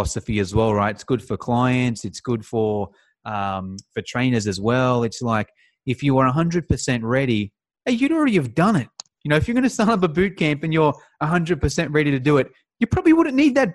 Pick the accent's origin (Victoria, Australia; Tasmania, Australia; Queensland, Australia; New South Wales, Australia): New South Wales, Australia; Sydney; I'm from Sydney.